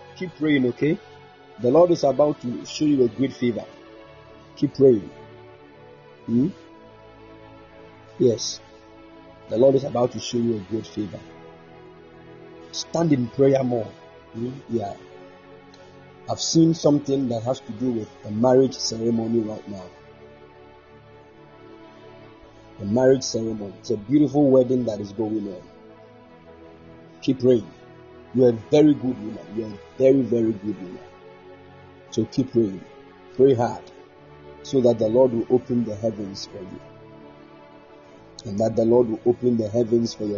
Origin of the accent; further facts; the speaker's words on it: Ghana; I'm a Ghanaian